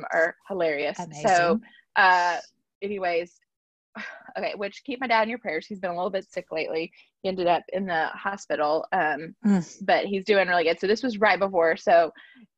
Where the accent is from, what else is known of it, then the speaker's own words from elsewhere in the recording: Alabama, United States; I'm from Alabama